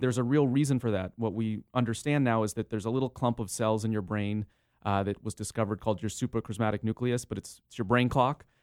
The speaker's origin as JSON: {"language": "English", "town": "San Diego", "region": "California", "country": "United States", "tie": "born or raised there", "also_born_or_lived": "Los Angeles", "said": "I was born and raised in San Diego and then, uh, went off to Los Angeles for school"}